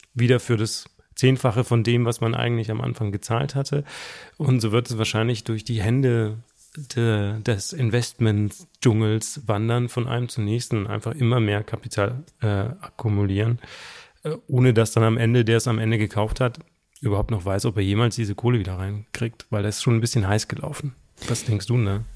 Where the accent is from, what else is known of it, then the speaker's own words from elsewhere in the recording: Southern Germany, Germany; ich komme aus Süddeutschland